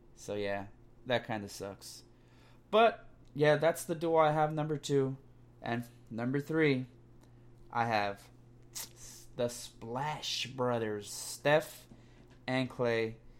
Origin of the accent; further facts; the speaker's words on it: California, United States; I'm from Cali.